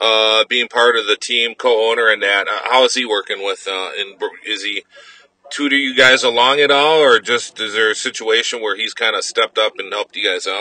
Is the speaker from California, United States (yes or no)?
no; Milwaukee, Wisconsin, United States; accent: Wisconsin; That's my Wisconsin accent all this time. It's IMSA, not IMSA. My Milwaukee-ness is showing.